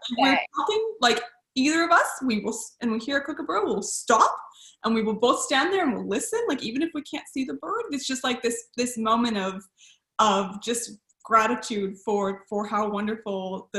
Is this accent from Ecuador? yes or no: no; Canada; now in Australia; When we came from Canada, it had been legalized for so long there that it was sort of like stepping back in time.